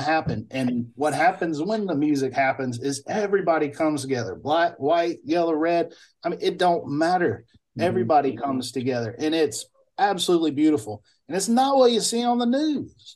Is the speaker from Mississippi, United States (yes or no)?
yes; Bolton, Mississippi, United States; moved away as an adult; also born or lived in Alabama; now in Vancouver, Canada; I grew up at the four way stop in Bolton, Mississippi